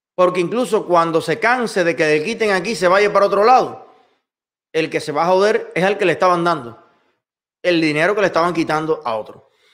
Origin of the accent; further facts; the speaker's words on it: Cuba; moved away as an adult; now in United States; Yo soy un ciudadano cubano que llegué a los Estados Unidos